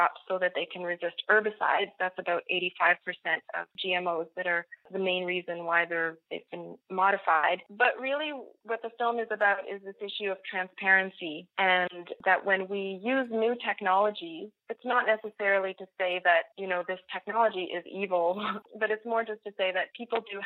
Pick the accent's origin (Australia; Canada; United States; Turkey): Canada; Nova Scotia; I'm French-Canadian and I grew up in Nova Scotia, which is the easternmost province